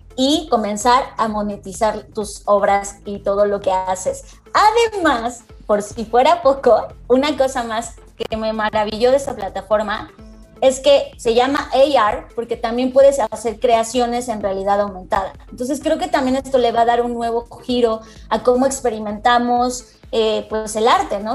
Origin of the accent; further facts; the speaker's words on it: Mexico; muchos de nosotros, sobre todo latinoamericanos, mexicanos